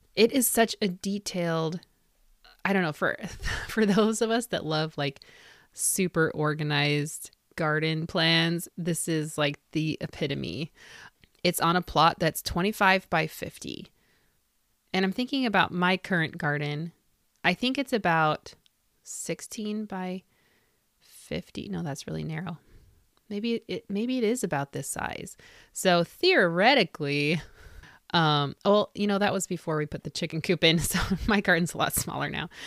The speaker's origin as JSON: {"language": "English", "town": "Indianapolis", "region": "Indiana", "country": "United States", "tie": "born or raised there", "said": "Indianapolis, which is my hometown"}